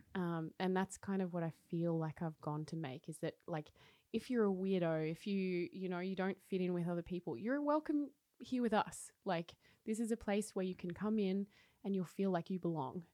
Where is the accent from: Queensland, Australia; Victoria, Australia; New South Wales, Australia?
Victoria, Australia; Wodonga; moved away as an adult; also born or lived in Paris, France; now in Oslo, Norway; I grew up in Wodonga, so like oh. mid, between ah. Melbourne and Sydney